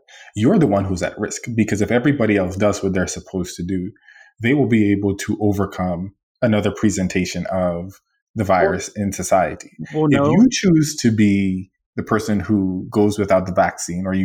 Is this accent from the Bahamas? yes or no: yes; Bahamas; moved away; I'm from the Bahamas, and we are a country that has liberty